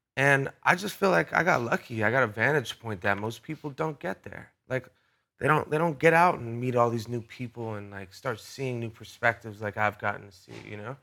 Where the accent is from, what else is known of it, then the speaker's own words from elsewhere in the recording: Rhode Island, United States; I'm from Rhode Island, which is a small place